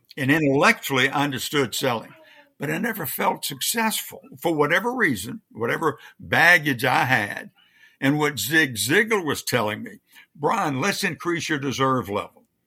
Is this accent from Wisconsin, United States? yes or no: no; Louisiana, United States; moved away; I was raised in Louisiana